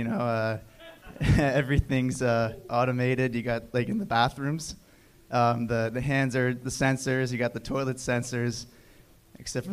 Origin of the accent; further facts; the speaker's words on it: Toronto, Ontario, Canada; Early days in Toronto, Canada